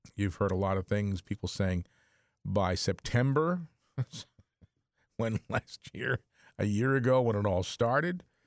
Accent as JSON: {"language": "English", "town": "New Brunswick", "region": "New Jersey", "country": "United States", "tie": "born or raised there", "said": "I grew up in the New Brunswick area, in, uh, here in central New Jersey"}